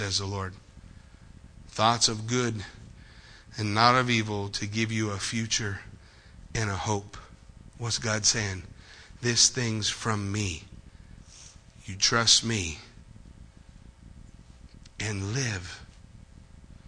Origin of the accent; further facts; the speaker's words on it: United States; before I am an American, before I am a Marine